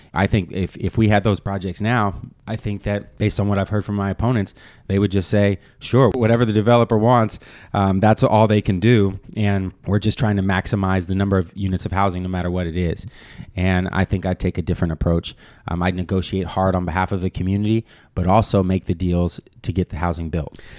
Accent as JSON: {"language": "English", "area": "Bay Area", "region": "California", "country": "United States", "tie": "born or raised there", "said": "I was born and raised here in the Bay Area"}